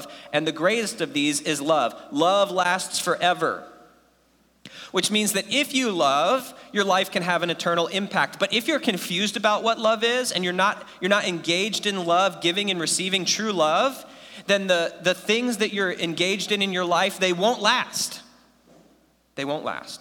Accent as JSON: {"language": "English", "country": "United States", "tie": "born or raised there", "first_language": "English", "said": "I was born in America, and I took like infinity years of Spanish, and I still only speak English"}